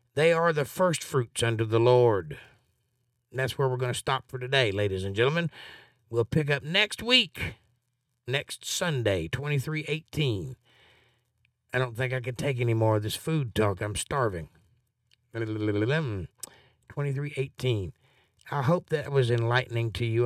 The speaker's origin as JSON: {"language": "English", "region": "Georgia", "country": "United States", "said": "I'm from Georgia"}